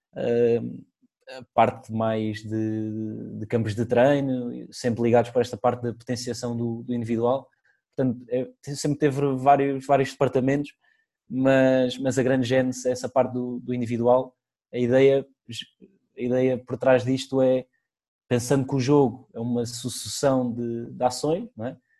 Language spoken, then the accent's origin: Portuguese; Portugal; somos portugueses